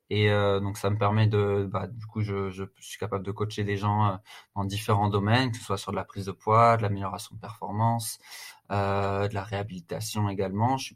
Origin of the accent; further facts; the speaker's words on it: Strasbourg, Grand Est, France; also born or lived in United States; now in Paris, France; j'ai 31 ans. Je suis originaire de Strasbourg.